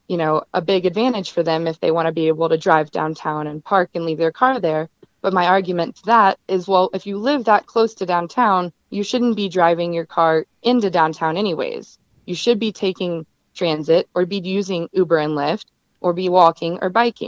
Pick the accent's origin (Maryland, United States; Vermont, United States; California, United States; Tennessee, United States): Tennessee, United States; Nashville; moved away as an adult; now in Denver, United States; I'm from Nashville